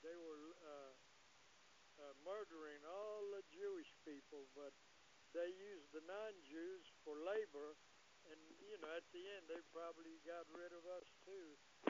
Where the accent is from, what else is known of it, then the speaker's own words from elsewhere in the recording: Poland; English is a second language; So I can speak Polish real good because I came from Poland.